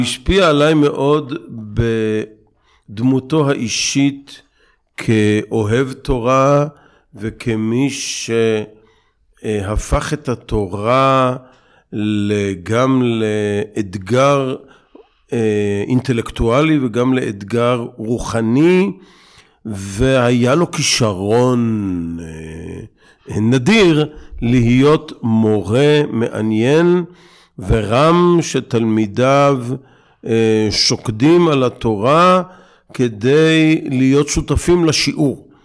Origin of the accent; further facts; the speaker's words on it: Bnei Brak, Tel Aviv District, Israel; moved away; also born or lived in Ofra; גדלתי בבני ברק